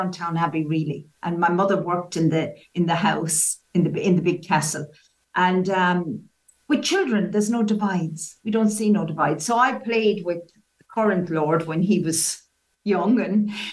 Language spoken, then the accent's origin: English; County Waterford, Munster, Ireland; accent: Irish; moved away as an adult; now in England; I've lived in England for 35 years. However, I was born in Southern Ireland, in County Waterford. And as people say, I never lost the accent